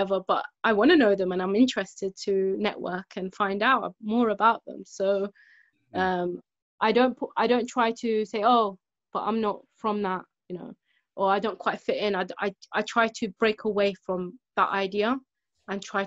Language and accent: English; London, United Kingdom; growing up in London